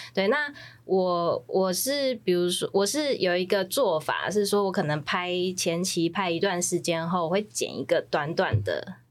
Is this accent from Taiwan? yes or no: yes; Taiwan; 我们台湾人